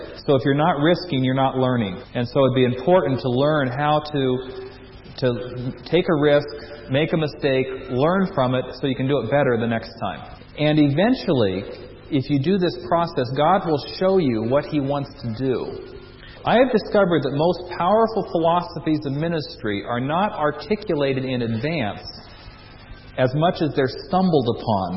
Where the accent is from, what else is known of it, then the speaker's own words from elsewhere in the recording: United States; As an American